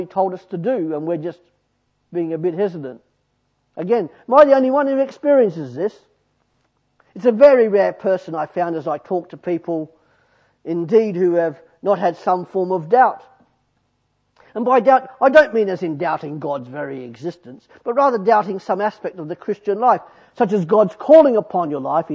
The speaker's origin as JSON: {"language": "English", "country": "Australia", "said": "I'm Australian"}